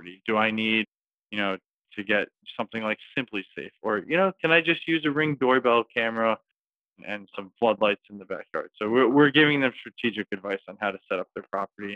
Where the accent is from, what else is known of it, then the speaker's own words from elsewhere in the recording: New York City, New York, United States; I'm from New York City